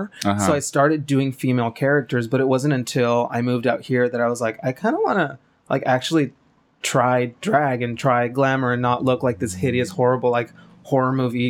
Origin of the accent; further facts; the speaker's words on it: Calexico, California, United States; moved away as an adult; now in Los Angeles, United States; I'm originally from this very shitty little town called Calexico, Imperial Valley. It's like all the way south to the border of California, like on the border of Baja California.